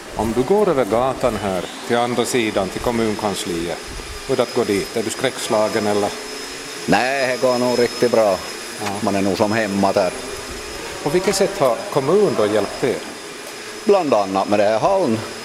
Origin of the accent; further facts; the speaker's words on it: Kronoby, Ostrobothnia, Finland; Jag är ju själv från Kromby